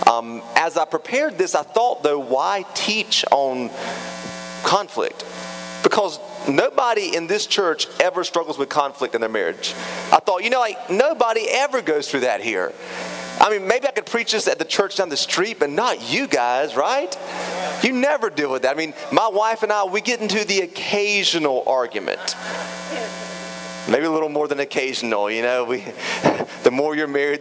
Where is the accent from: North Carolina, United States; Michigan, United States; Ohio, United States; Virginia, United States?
North Carolina, United States; Raleigh; moved away; I grew up in Raleigh